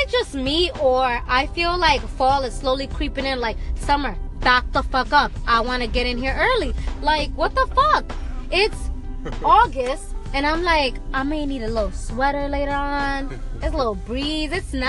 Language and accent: English; Kenya; I'm Kenyan.